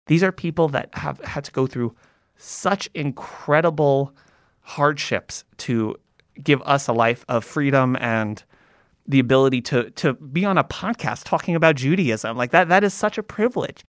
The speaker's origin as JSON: {"language": "English", "country": "United States", "tie": "born or raised there", "said": "growing up in America as an Ashkenazi Jew"}